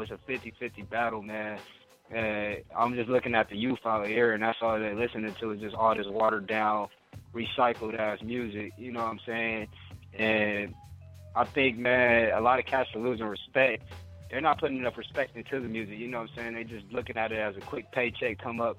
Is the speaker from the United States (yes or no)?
yes; Inglewood, California, United States; me growing up in Inglewood